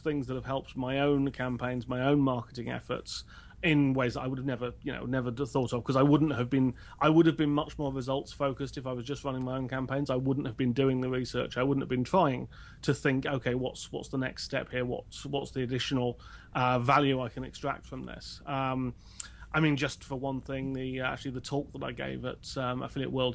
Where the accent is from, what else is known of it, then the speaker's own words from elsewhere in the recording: United Kingdom; I'm British